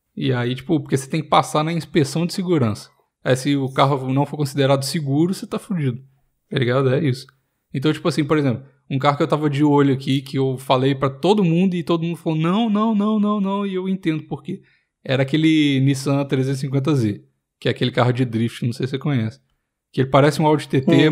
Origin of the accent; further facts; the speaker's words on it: Minas Gerais, Brazil; moved away; E eu sou mineiro